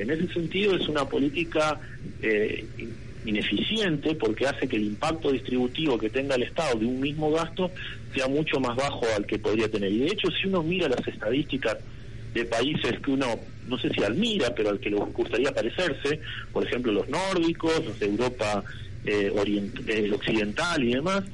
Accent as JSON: {"language": "Spanish", "country": "Argentina"}